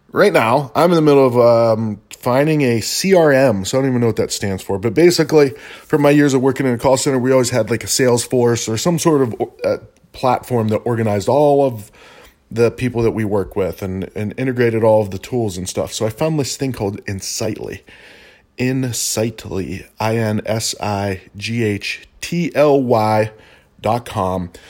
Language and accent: English; Albuquerque, New Mexico, United States; I am from Albuquerque